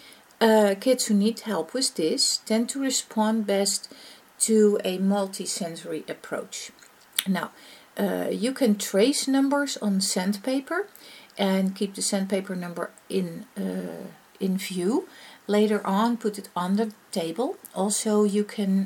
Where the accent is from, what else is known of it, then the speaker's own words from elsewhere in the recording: Netherlands; accent: Dutch; first language Dutch; English is a second language; this is my native tongue. I'm from the Netherlands, I speak Dutch. And hence is obviously my accent